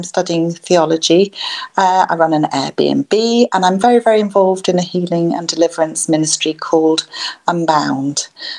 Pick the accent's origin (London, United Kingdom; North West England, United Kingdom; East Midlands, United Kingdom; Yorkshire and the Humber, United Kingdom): East Midlands, United Kingdom; Lincolnshire; I'm from Lincolnshire.